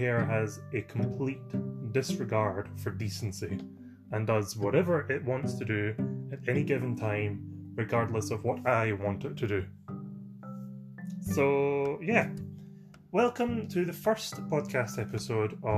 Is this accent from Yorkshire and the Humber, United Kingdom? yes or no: no; Scotland, United Kingdom; I'm from Scotland, and I'm an actor, sometimes